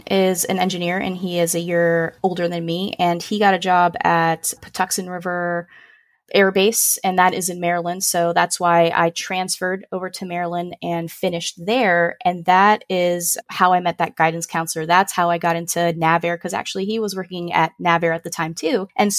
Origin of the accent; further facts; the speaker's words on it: Puerto Rico; first language Spanish; English is a second language; also born or lived in Chicago; now in Orlando, United States; But yeah, we grew up in Puerto Rico and Chicago, like all over the place. And we kind of settled in Orlando, Florida. And that is where I'm currently residing now.